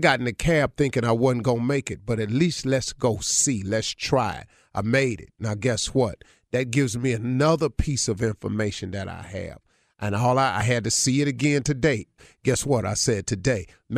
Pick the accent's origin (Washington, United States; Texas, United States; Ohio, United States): Ohio, United States; Cleveland; Because Isaiah's 61. I'm 65. He from Chicago. I'm from Cleveland.